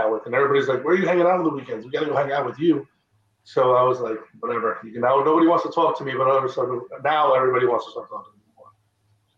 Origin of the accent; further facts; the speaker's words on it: New York, United States; moved away as an adult; also born or lived in Long Island / Delray Beach, Florida; now in Texas, United States; I grew up in New York, in the Bronx for 20 years